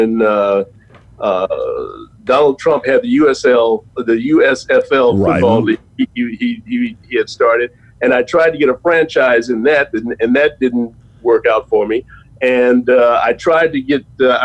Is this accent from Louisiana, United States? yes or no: no; Chicago, Illinois, United States; moved away as an adult; now in New York, United States; Yes, I grew up in Chicago. I was conceived in New Orleans, but I was born in Chicago. And I stayed in Chicago until I went to the Marine Corps